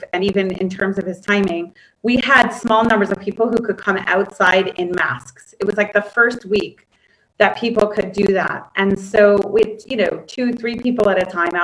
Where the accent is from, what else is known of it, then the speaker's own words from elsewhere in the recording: Weston, Connecticut, United States; moved away as an adult; now in Gush Etzion, Israel; I grew up in Connecticut, in what I have since our conversation learned was the wealthiest county in Connecticut